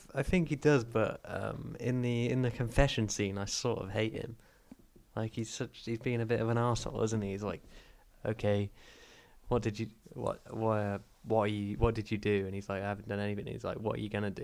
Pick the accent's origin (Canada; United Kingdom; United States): United Kingdom; growing up in Britain